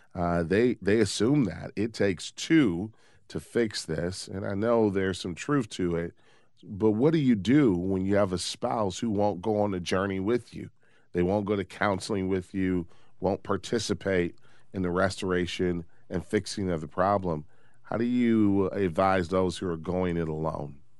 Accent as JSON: {"language": "English", "town": "Detroit", "region": "Michigan", "country": "United States", "tie": "born or raised there", "said": "I grew up in Detroit, the Motor City"}